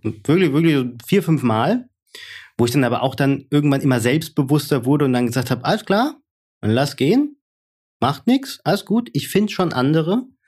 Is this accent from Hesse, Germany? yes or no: yes; Hesse, Germany; accent: Hessian; ich bin halt aus Hesse